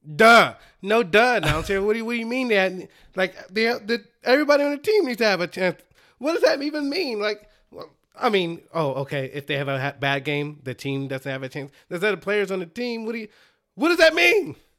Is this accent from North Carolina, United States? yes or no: no; Dallas, Texas, United States; I'm from Dallas